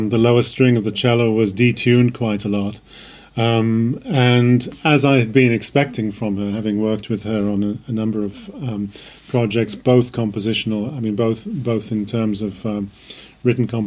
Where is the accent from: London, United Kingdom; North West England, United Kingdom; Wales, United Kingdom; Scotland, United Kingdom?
Wales, United Kingdom; also born or lived in The Hague, Netherlands; now in Belgrade, Serbia; I'm originally from Wales